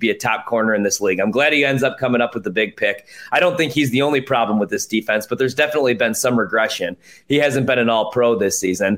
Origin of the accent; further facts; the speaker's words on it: Illinois, United States; I come from Illinois, obviously, all my friends, half of my family, Bears fans